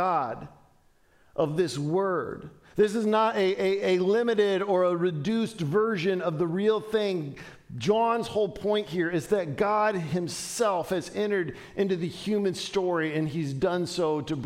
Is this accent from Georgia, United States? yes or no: no; Dayton, Ohio, United States; growing up in Dayton, Ohio